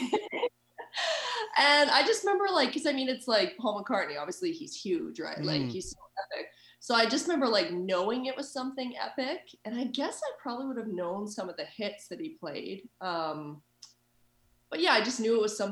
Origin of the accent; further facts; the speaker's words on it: Winnipeg, Manitoba, Canada; moved away as an adult; also born or lived in Transcona; now in Berlin, Germany; I'm from Winnipeg, Manitoba. And I live in Berlin, Germany now for like 6 years.